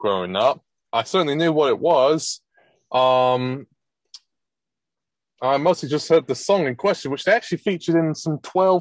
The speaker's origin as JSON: {"language": "English", "area": "Essex and Hertfordshire", "region": "East of England", "country": "United Kingdom", "tie": "born or raised there", "said": "I grew up in Essex and Hertfordshire"}